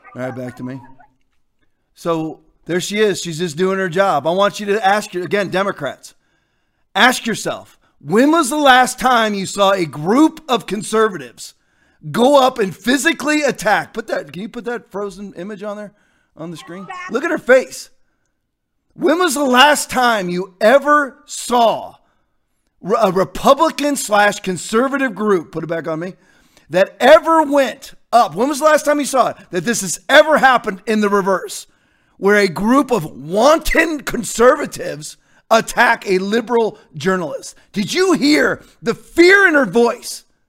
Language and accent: English; United States; I was raised in the Virginia, D C area